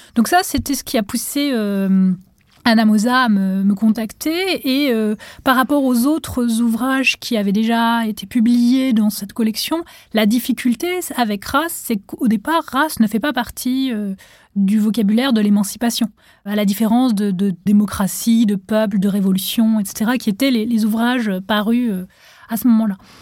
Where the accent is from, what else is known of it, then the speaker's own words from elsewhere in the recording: Tunisia; moved away as an adult; now in France; j'ai grandi en Tunisie, et donc en arrivant en France